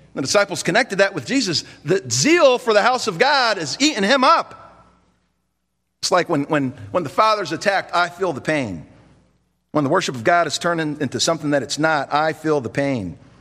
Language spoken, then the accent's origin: English; United States; as an American citizen